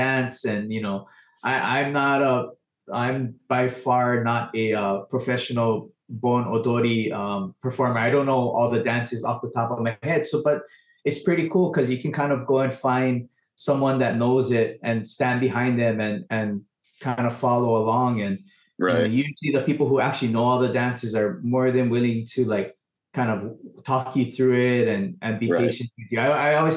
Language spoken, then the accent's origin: English; Big Island, Hawaii, United States; also born or lived in Los Angeles, United States; I'm actually from the Big Island